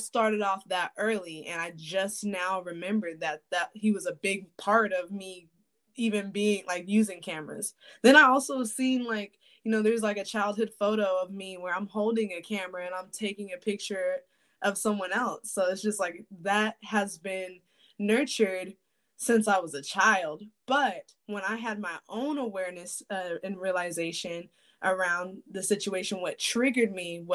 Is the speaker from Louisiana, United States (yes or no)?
yes; Shreveport, Louisiana, United States; also born or lived in San Diego, California; now in Phoenix, Arizona, United States; Born and raised in Shreveport, Louisiana